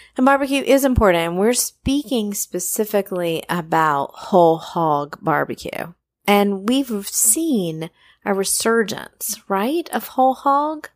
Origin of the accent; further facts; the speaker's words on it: North Carolina, United States; I grew up in North Carolina, and I grew up really, like, three minutes away from Mallard Creek Presbyterian Church